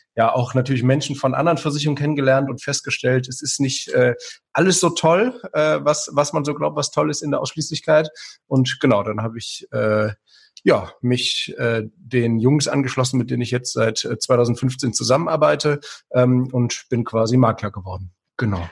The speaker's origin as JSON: {"language": "German", "town": "Aachen", "region": "North Rhine-Westphalia", "country": "Germany", "moved": "as an adult", "lives_now": "Lower Rhine, Germany", "said": "ich komme ja aus Aachen ursprünglich"}